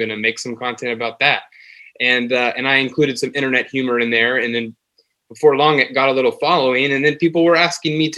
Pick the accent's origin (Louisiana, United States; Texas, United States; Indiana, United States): Texas, United States; Dallas; moved away as an adult; also born or lived in Pittsburgh; I grew up in Dallas, Texas.